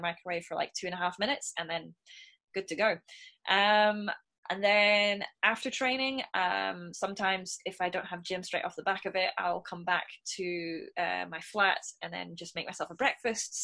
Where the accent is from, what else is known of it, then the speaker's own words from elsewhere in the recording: Scotland, United Kingdom; me being a Scot